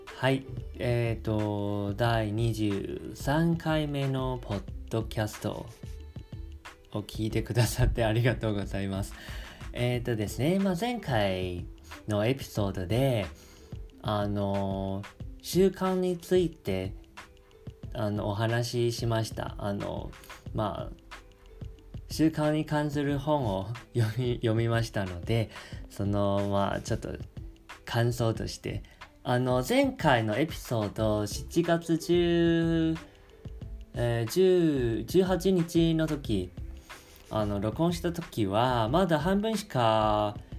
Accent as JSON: {"language": "Japanese", "country": "Taiwan", "said": "台湾人として"}